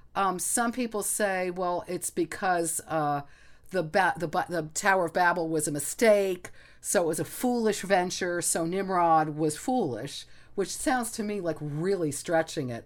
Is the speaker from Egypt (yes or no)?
yes; Egypt; moved away; we grew up in Egypt